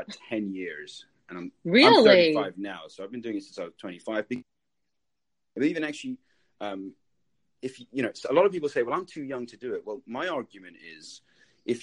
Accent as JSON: {"language": "English", "region": "England", "country": "United Kingdom", "tie": "born or raised there", "also_born_or_lived": "New York", "moved": "as an adult", "lives_now": "Tampa Bay, United States", "said": "I grew up in England."}